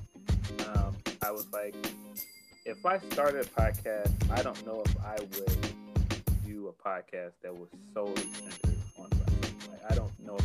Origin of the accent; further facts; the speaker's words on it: Chicago, Illinois, United States; I'm from Chicago